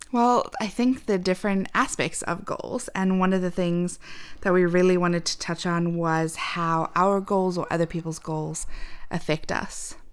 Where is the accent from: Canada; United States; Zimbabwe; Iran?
Zimbabwe; moved away; we're from Zimbabwe.